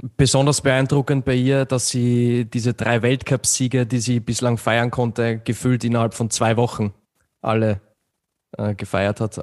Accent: Austria; ich bin da natürlich ein bisschen befangen als Österreicher

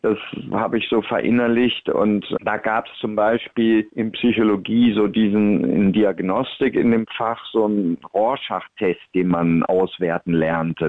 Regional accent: North Rhine-Westphalia, Germany; in einem katholischen Krankenhaus am Niederrhein, wo ich aufgewachsen bin

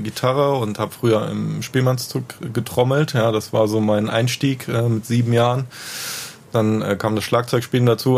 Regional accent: Neuwied, Rhineland-Palatinate, Germany; also born or lived in Bonn; Ich komme aus Heimbach-Weiß

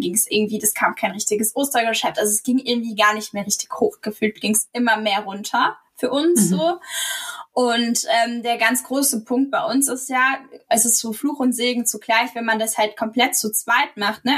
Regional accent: Rhineland-Palatinate, Germany; moved away as an adult; also born or lived in Mannheim / Wiesbaden; wir zurück in die Pfalz ziehen möchten. Ähm, also meine Heimat, da leben meine Eltern auch

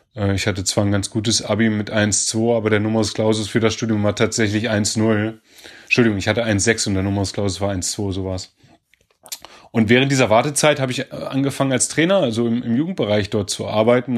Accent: Göttingen, Lower Saxony, Germany; ich bin ja in Göttingen geboren

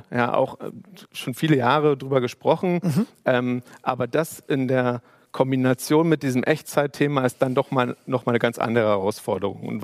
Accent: Berlin, Germany; ich bin, ich bin vielleicht so ein bisschen auch ähm, gerade als Berliner und hier aufgewachsen

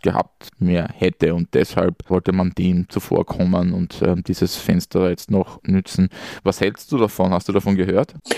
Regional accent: Austria; born or raised there

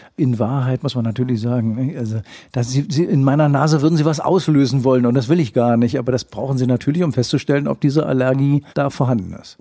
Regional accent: Schleswig-Holstein, Germany; wir Schleswig-Holsteiner

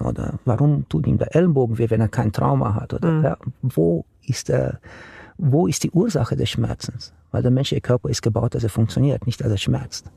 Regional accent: Romania; now in Germany; Ich bin gebürtiger Rumäne. Ich mhm. bin in Rumänien aufgewachsen unter einer Diktatur

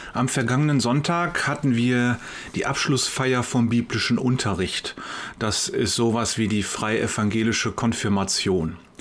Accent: Wuppertal, North Rhine-Westphalia, Germany; Bei uns in Wuppertal

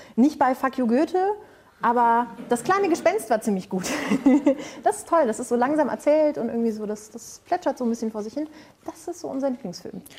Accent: Spreewald, Brandenburg, Germany; im Spreewald, wo ich herkomme

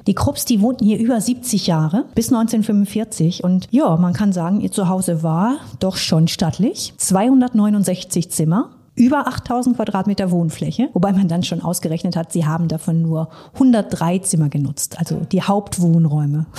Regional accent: North Rhine-Westphalia, Germany; Ich bin auch in NRW geboren und aufgewachsen, allerdings am ganz anderen Ende in Ostwestfalen.

